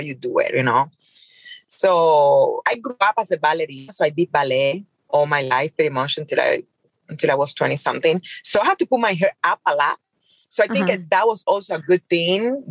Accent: Cuba; English is a second language; moved away as an adult; now in Las Vegas, United States; I grew up in Cuba

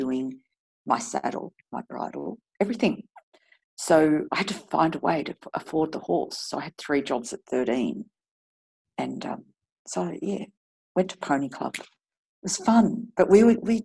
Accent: Deniliquin, New South Wales, Australia; I grew up in Deniliquin on a farm

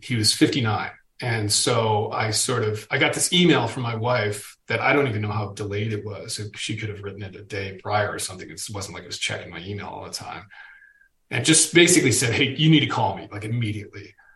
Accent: Boston, Massachusetts, United States; I'm a Boston dude

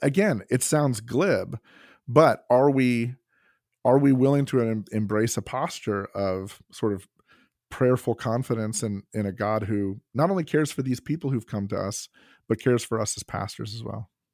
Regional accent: Kentucky, United States; I'm from Kentucky

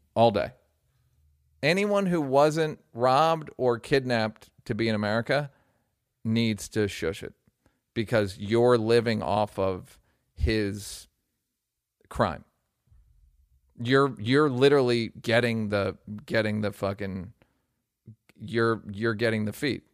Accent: United States; as a American

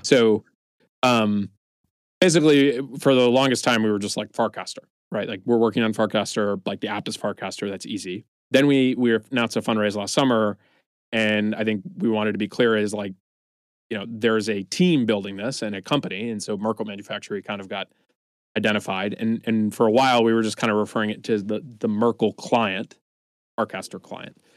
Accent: East Coast, United States; moved away as an adult; now in San Francisco, United States; I'm originally from the East Coast, moved out to San Francisco in 2013

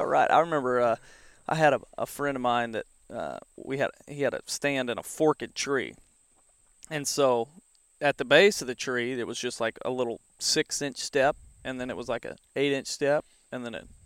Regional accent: the Ozarks, United States; I grew up in the Ozarks with the streams, and so there was all kinds of fishing around here

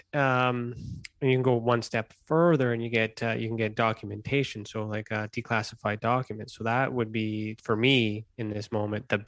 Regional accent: Canada; I'm Canadian

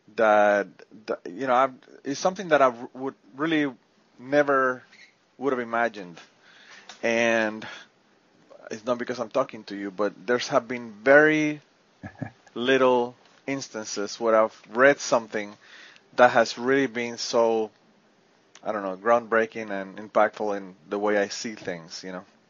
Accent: Puerto Rico; I'm from Puerto Rico

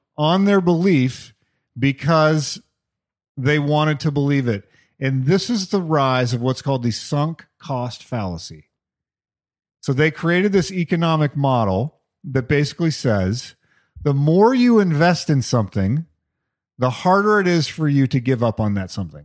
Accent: Albuquerque, New Mexico, United States; growing up in the 70s and 80s in Albuquerque, New Mexico.

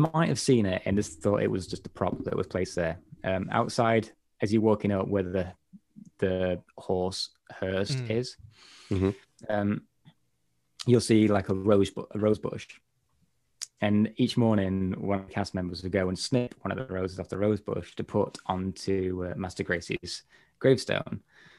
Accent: England, United Kingdom; I'm from like Northern England, well, a bit more North Midlands area. So my accent's not as stereotypical again

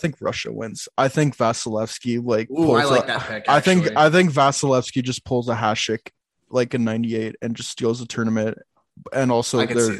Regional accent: Canada; I'm Canadian

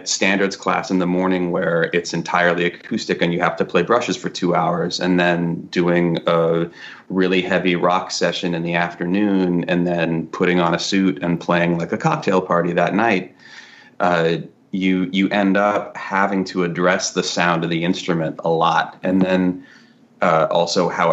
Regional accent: San Francisco North Bay, California, United States; moved away as an adult; also born or lived in Seattle; now in New York, United States; I'm from California originally, and I went to college in Seattle for music

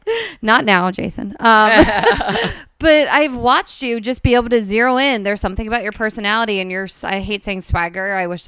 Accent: New Jersey, United States; So my jersey is New Jersey. That's where I'm from.

